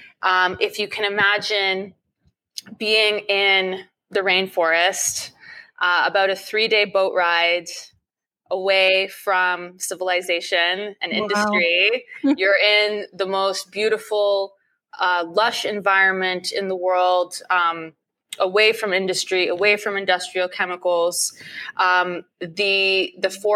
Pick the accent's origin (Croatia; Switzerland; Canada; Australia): Canada; Ottawa, Ontario; moved away as an adult; now in Toronto, Canada; I grew up in Ottawa, which is the capital city of Canada.